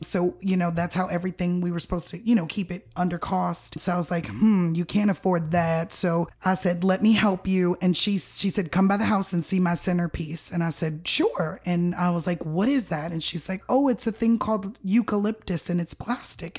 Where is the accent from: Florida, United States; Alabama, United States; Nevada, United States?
Florida, United States; Miami; also born or lived in Tallahassee, Florida; now in Nashville, United States; I am originally from Miami, Florida